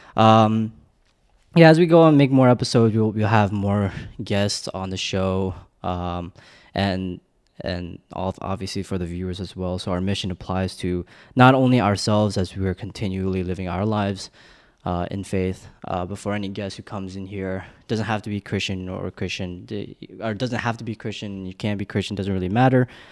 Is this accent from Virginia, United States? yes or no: yes; Northern Virginia, United States; also born or lived in Korea / Blacksburg, Virginia; I was born in Korea, moved to America when I was in two thousand, and spent in, spent the majority of my life all around Virginia